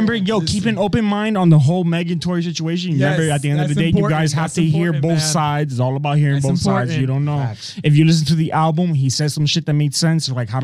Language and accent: English; South Florida, United States; We're all from South Florida.